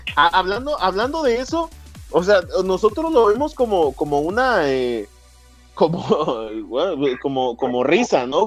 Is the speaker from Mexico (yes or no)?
yes; Mexico; Y a mí como mexicano